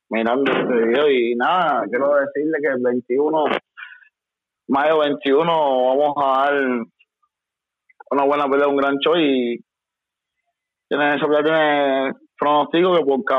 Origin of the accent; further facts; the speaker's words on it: Mexico; now in United States; No, pues es que vengo de México, ¿me entiendes?